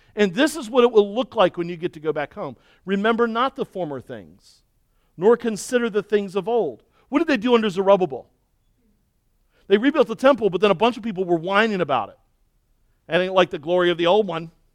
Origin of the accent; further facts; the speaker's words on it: Baltimore, Maryland, United States; moved away; where I grew up in Baltimore